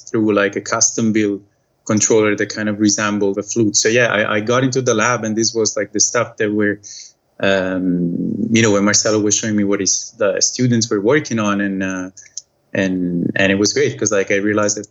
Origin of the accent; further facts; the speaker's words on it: Italy; moved away as an adult; I'm from Italy originally, but I moved away. It's going to be 11 years now